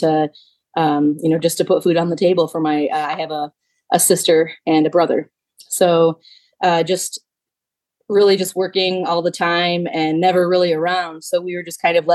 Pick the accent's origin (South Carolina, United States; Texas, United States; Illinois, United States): Illinois, United States; moved away; I'm from Illinois originally.